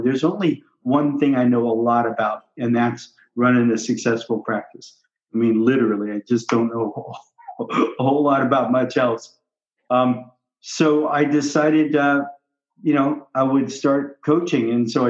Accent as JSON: {"language": "English", "region": "Southern California", "country": "United States", "also_born_or_lived": "Maui, Hawaii", "moved": "as an adult", "lives_now": "Discovery Bay, United States", "said": "I was in Southern California"}